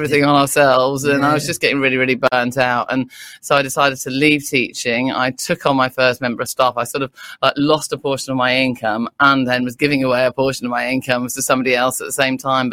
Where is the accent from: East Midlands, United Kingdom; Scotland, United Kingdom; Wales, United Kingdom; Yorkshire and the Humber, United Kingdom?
East Midlands, United Kingdom; Derbyshire; moved away as an adult; also born or lived in London / Surrey; now in Brighton, United Kingdom; I'm from Derbyshire originally.